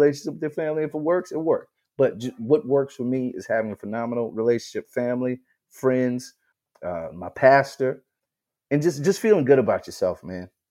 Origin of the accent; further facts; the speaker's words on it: Charleston, South Carolina, United States; I'm from Charleston, South Carolina